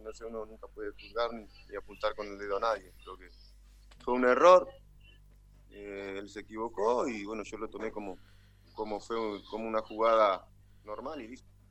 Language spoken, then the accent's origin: Spanish; Artigas, Uruguay; En mi ciudad natal, Artigas, capital, al norte del país.